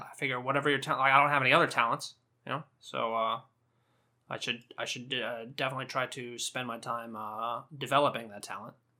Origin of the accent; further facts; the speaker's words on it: Southern California, United States; accent: Southern California; I'm from Southern California